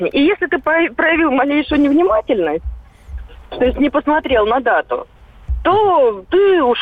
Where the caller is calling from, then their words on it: Stavropol, Stavropol Krai, Russia; я звоню из Ставрополя.